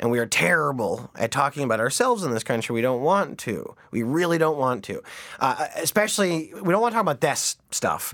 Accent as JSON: {"language": "English", "country": "Canada"}